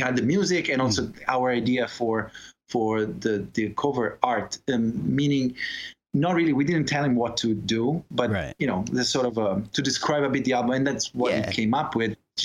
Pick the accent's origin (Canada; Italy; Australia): Italy; Pisa, Tuscany; moved away as an adult; now in China; I graduated in Pisa, my hometown